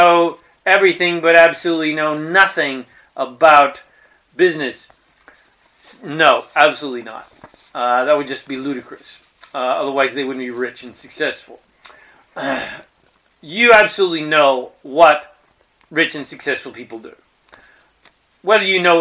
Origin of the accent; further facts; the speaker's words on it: Colorado, United States; I was born in Colorado in the mountains